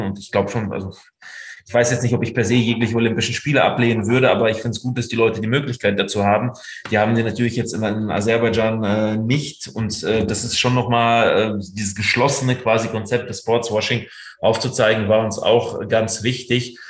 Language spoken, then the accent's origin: German; Russia; also born or lived in Ruhr area, Germany; now in Germany; meinem Geburtsland Russland